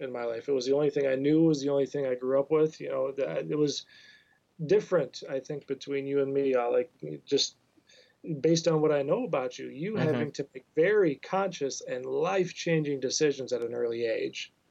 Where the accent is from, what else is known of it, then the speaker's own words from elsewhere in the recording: Oak Park, Illinois, United States; also born or lived in Columbus, Ohio; now in Michigan, United States; I grew up mainly in Oak Park, Illinois, right on the west side of Chicago